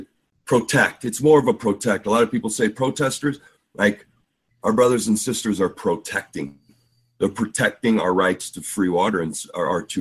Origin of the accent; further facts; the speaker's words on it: St. Louis, Missouri, United States; I'm from St. Louis